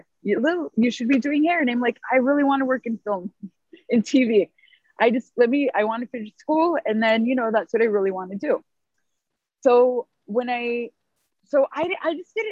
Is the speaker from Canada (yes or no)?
no; San Diego, California, United States; I grew up in San Diego